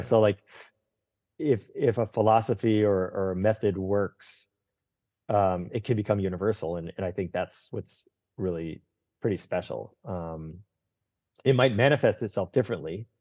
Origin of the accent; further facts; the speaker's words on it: Northeast, United States; I grew up in the Northeast